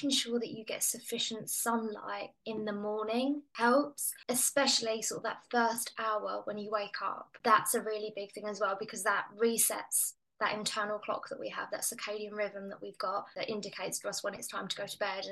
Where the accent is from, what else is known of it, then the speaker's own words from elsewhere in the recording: England, United Kingdom; as your listeners can probably hear, I'm English.